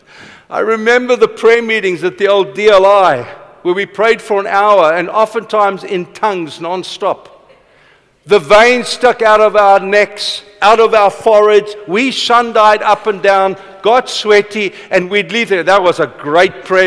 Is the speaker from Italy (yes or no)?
no; Vanderbijlpark, Gauteng, South Africa; I was born in Vanderbijl Park. My father was a boilermaker. My opa worked on Eskom for 30-something years